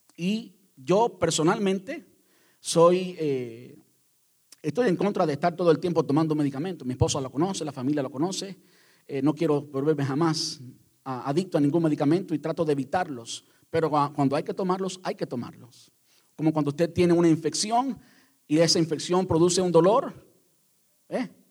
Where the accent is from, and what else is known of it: Cuba